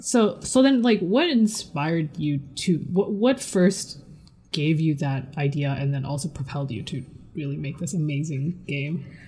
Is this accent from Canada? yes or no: yes; Canada; I guess I'm second generation. Um, a uh, Taiwanese Canadian